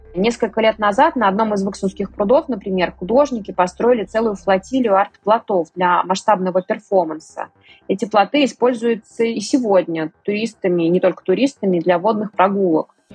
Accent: Vyksa, Nizhny Novgorod Oblast, Russia; сама родом из Выкса

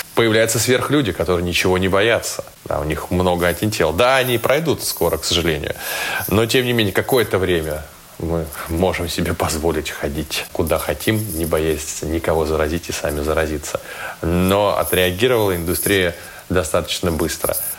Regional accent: Saint Petersburg, Russia; мой родной город

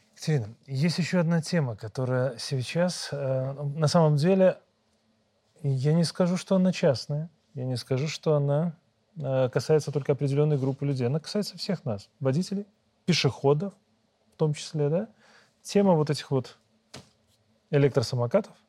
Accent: Belarus; мы, белорусы

